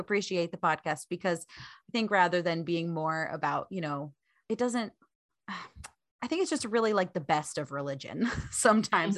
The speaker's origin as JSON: {"language": "English", "region": "Vermont", "country": "United States", "moved": "yes", "lives_now": "Portland, United States", "said": "I am from Vermont originally."}